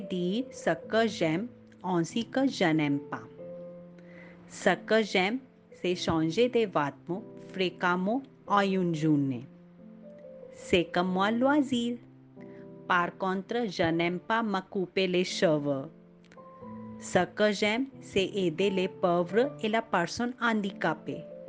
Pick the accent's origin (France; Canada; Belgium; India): India; French is a second language; Je viens d'Inde.